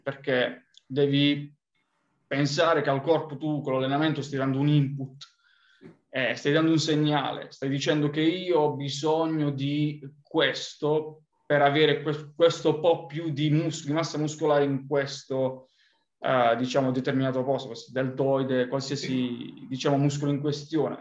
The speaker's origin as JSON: {"language": "Italian", "region": "Apulia", "country": "Italy", "tie": "born or raised there", "moved": "yes", "said": "provenendo dal, dal sud Italia, quindi dalla Puglia"}